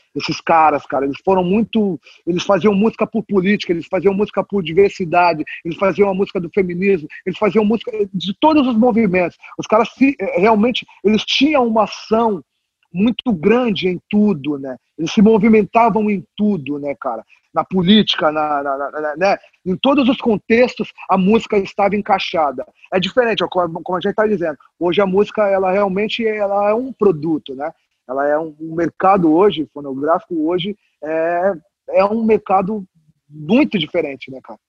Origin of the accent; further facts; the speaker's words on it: São Paulo, Brazil; Eu sou paulista, nasci em São Paulo, mas a minha família toda é mineira